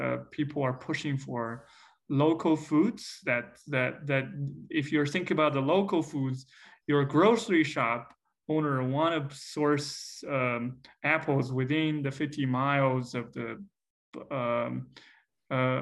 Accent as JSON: {"language": "English", "country": "China", "tie": "born or raised there", "moved": "yes", "lives_now": "Iowa, United States", "said": "my hometown area in China"}